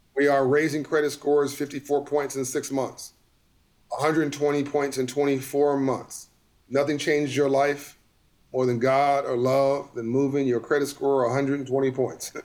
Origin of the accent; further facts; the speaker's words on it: Compton, California, United States; I grew up in South Central LA in Compton, California